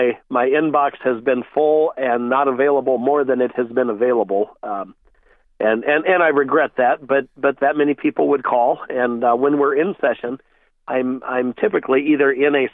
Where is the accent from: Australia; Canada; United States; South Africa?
United States; Iowa; my first job back after moving back to my hometown was at a Senex Harvest States Land O'Lakes. Co-op.